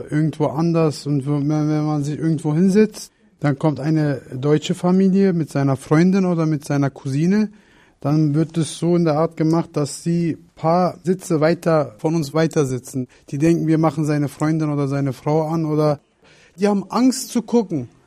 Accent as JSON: {"language": "German", "country": "Turkey", "second_language": "German", "said": "Ich als Türke, wenn ich das so sehe, wenn ein anderer die machen das Fehler und dadurch sehen die mich auch anders an. Die sagen, ah, der ist auch ein Türke, vielleicht kann er auch so etwas gemacht haben, weil ich ein Türke bin."}